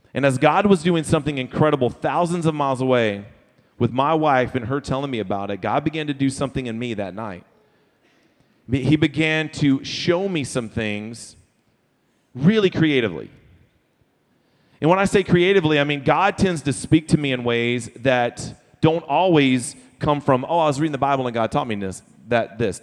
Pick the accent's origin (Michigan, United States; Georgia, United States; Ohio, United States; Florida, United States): Florida, United States; also born or lived in Texas; now in Sugar Land, United States; I am from Florida originally